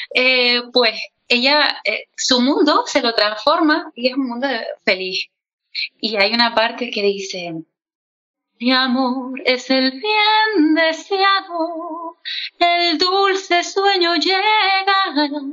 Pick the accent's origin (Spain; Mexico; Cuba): Spain; Canary Islands; como soy canaria, pues yo lo seseo todo